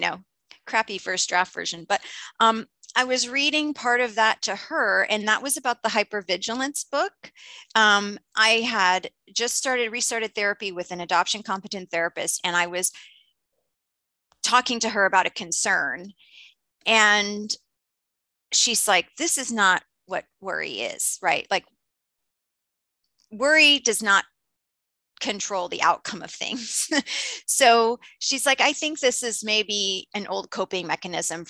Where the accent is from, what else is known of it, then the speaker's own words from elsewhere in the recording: Indiana, United States; I was born in Indiana and adopted and raised in Indiana.